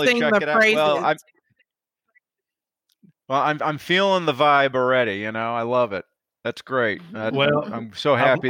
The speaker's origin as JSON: {"language": "English", "region": "Illinois", "country": "United States", "tie": "born or raised there", "said": "I grew up in Northern Illinois, my dad was grew up in Northern Minnesota"}